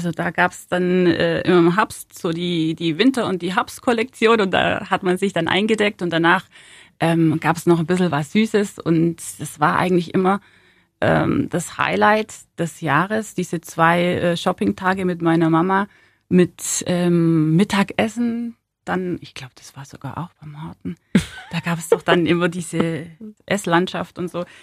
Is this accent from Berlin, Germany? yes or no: no; Ulm, Baden-Württemberg, Germany; Weil Ulm äh, meine Heimat ist, weil Ulm einfach äh, schnuckelig ist und ähm, ja, mein Zuhause ist. Deswegen liegt mir Ulm am Herzen. Ich bin hier aufgewachsen